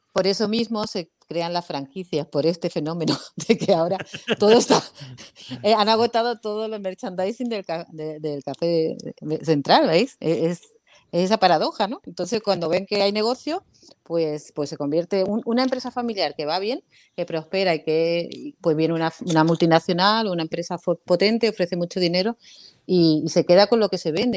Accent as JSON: {"language": "Spanish", "region": "Canary Islands", "country": "Spain", "tie": "born or raised there", "also_born_or_lived": "Málaga", "moved": "as an adult", "said": "Yo me crié en Canarias y cuando llegué a Málaga"}